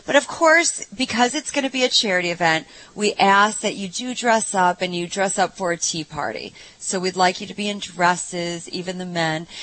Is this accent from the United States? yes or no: yes; Ohio, United States; I'm from Ohio